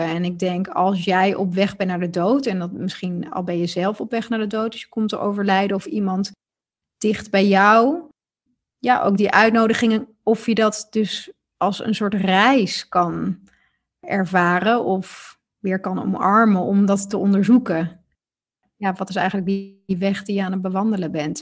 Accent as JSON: {"language": "Dutch", "country": "Netherlands"}